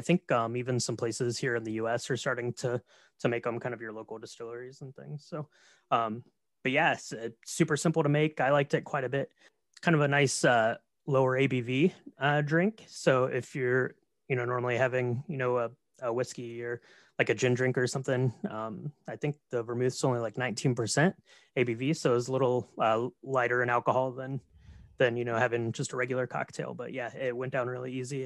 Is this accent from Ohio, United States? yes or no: yes; Marion, Ohio, United States; Marion, Ohio, which is where I'm from.